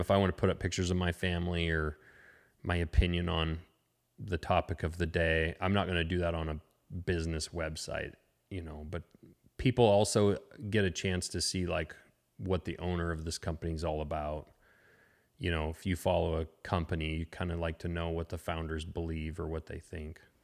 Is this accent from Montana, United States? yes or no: yes; Lincoln, Montana, United States; also born or lived in Frenchtown, Montana; I grew up actually in Lincoln, which is about two hours east of here, a small town, uh, kinda on the edge of the Bob Marshall Wilderness